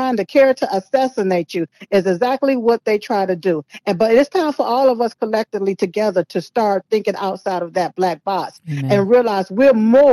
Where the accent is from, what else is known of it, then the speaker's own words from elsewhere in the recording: United States; I am here in America, was born on this soil